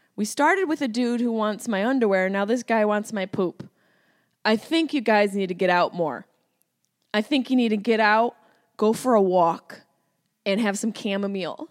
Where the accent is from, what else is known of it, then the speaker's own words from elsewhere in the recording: Syracuse, New York, United States; accent: Syracuse; my Syracuse accent came out.